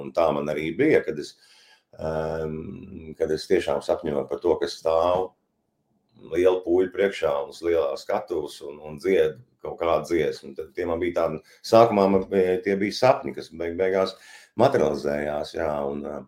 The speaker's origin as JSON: {"language": "Latvian", "town": "Varakļāni", "region": "Varakļāni Municipality", "country": "Latvia", "tie": "born or raised there", "moved": "as an adult", "said": "esmu piedzimis Varakļānos, uzaudzis tur, pabeidzis Varakļānu vidusskolu"}